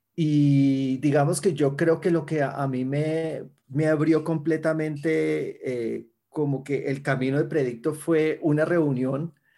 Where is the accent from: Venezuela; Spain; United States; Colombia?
Colombia; Cali, Valle del Cauca; yo soy de Cali, Colombia. Eh, allá he vivido toda mi vida